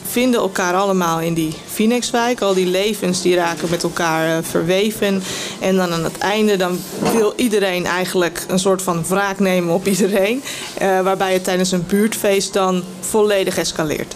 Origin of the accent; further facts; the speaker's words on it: Amstelveen, North Holland, Netherlands; ik ben in Waardhuizen opgegroeid.